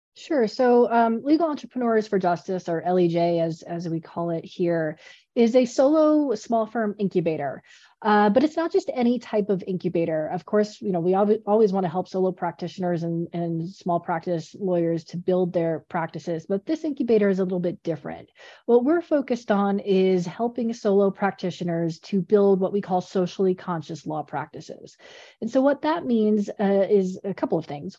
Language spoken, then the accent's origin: English; Colorado, United States; I'm from Colorado, so I do all the outdoor things